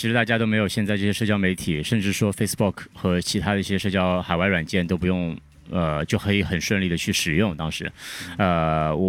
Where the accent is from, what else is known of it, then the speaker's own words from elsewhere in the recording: Shanghai, China; 对，我是上海人。